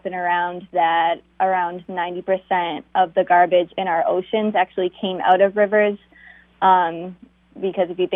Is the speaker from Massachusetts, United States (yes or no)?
yes; Massachusetts, United States; moved away; so I'm from Massachusetts, and I was going to school in Salem